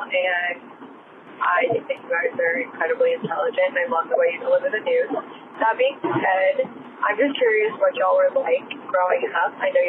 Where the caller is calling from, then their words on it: Dallas, Texas, United States; from Dallas.